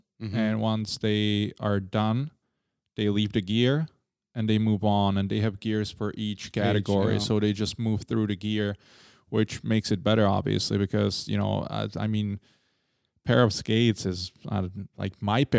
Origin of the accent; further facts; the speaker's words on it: Prague, Czechia; because when we grew up in Holešovice, we had I think it was a 2KK.